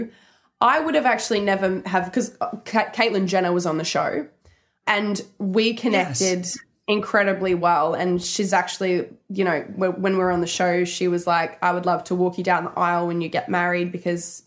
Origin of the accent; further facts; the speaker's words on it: Brisbane, Queensland, Australia; I come from Australia. I grew up, like, you know, with chickens and geese in my backyard